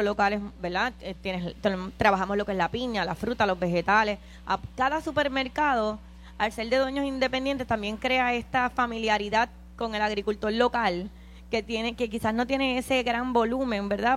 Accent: San Juan, Puerto Rico; yo soy de Coupey

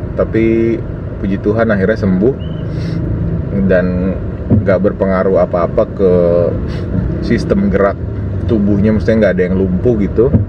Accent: Kao, North Maluku, Indonesia; also born or lived in Tobelo; now in Jakarta, Indonesia; orang Halmahera orang Maluku Utara tepatnya di Halmahera Utara di Kao dulu gue lahirnya di Kao tapi sekarang nyokap bokap gue tinggal di kota yang namanya Tobelo

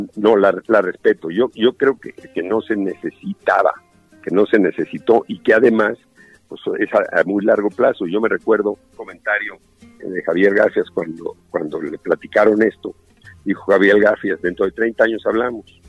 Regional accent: Mexico; Soy mexicano

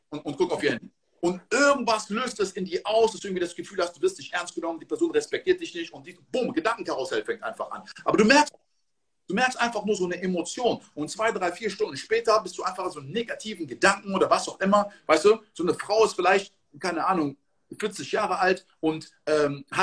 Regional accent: Côte d’Ivoire; Ich komme aus der Elfenbeinküste. In der Elfenbeinküste wird produziert 30% von Kakao.

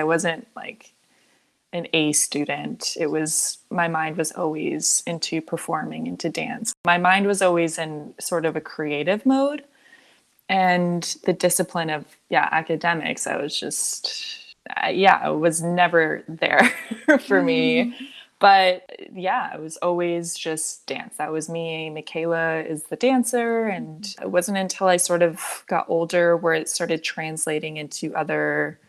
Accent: Half Moon Bay, California, United States; moved away as an adult; also born or lived in Los Angeles, California; now in Pacific Grove, United States; I grew up in Half Moon Bay

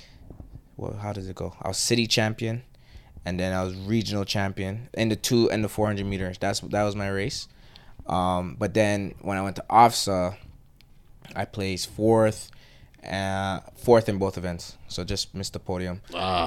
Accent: Canada; born or raised there; also born or lived in Trinidad and Tobago

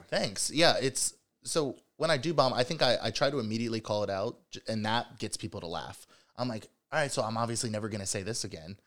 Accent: Cincinnati, Ohio, United States; also born or lived in Chicago; I'm from Cincinnati.

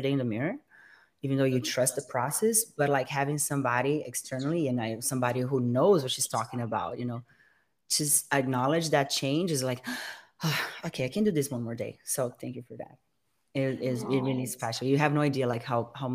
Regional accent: Brazil; moved away as an adult; now in United States; She is actually from my hometown

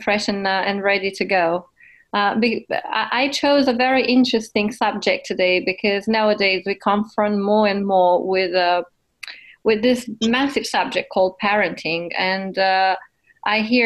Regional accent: Romania; You're Romanian like me

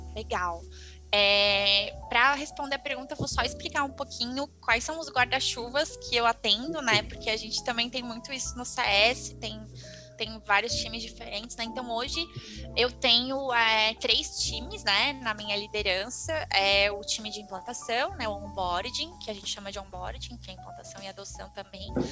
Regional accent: Florianópolis, Santa Catarina, Brazil; sou de Floripa, né, então fiz aqui em Florianópolis

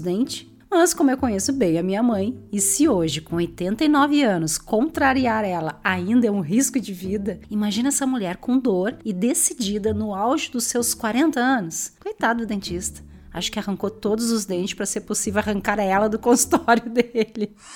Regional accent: Porto Alegre, Rio Grande do Sul, Brazil; nasci em Porto Alegre, Rio Grande do Sul

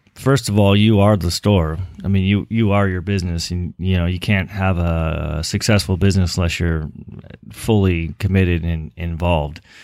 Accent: Los Angeles, California, United States; moved away as an adult; now in Chico, United States; raised in, uh, a little suburb in Los Angeles called, uh, Westchester

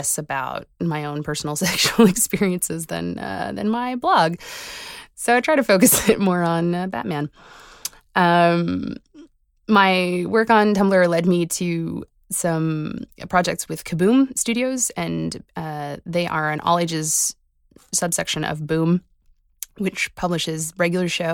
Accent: Halifax, Nova Scotia, Canada; I'm a cartoonist from Halifax, Nova Scotia

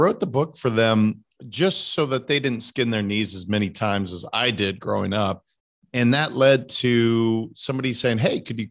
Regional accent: Montana, United States; my home state

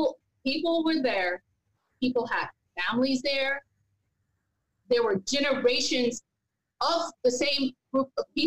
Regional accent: the South, United States; I'm from the South.

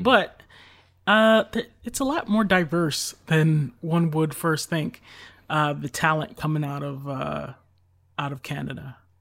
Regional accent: United States; I'm strictly American

